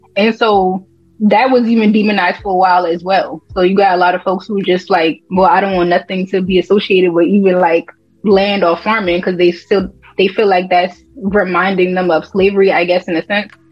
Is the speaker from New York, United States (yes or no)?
no; North Charleston, South Carolina, United States; I'm from North Charleston, but Charleston they got different pockets of areas